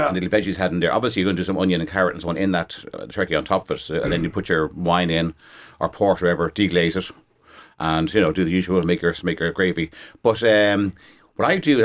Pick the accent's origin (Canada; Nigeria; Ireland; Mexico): Ireland; we're all Irish.